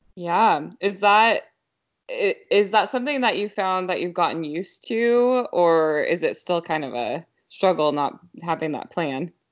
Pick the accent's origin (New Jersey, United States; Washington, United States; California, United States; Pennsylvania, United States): Washington, United States; Yelm; growing up in this area, because I grew up in Yelm